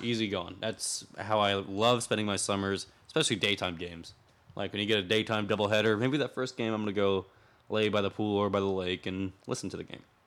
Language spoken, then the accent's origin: English; Winter Haven, Florida, United States; I grew up also in Winter Haven, the chain of Lake City